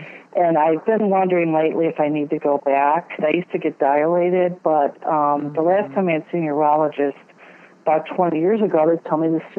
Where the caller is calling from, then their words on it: San Luis Obispo, California, United States; I'm calling from San Luis Obispo, California.